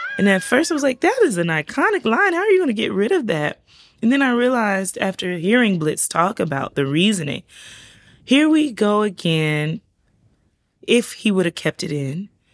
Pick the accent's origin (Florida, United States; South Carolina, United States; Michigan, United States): South Carolina, United States; also born or lived in Georgia; now in Savannah, United States; I grew up in South Carolina